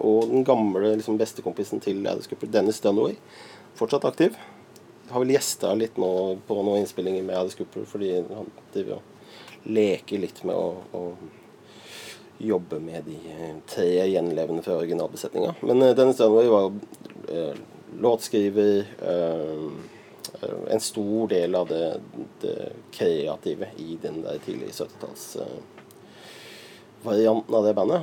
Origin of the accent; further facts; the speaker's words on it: Lier, Buskerud, Norway; deler av oppveksten i Lier